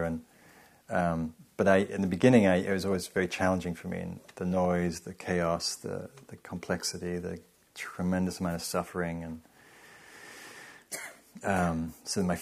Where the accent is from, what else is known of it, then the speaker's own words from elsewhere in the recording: England, United Kingdom; moved away as an adult; now in United States; I'm from England